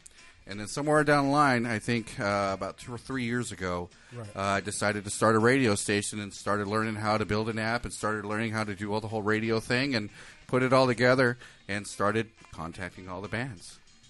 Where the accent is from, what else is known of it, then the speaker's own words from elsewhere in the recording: Southern California, United States; moved away as an adult; also born or lived in Seattle; I'm here. I'm from Southern California.